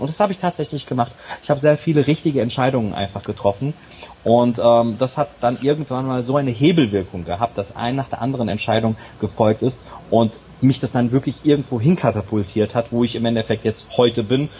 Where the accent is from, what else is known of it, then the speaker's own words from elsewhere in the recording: Serbia; bin gebürtiger Serbe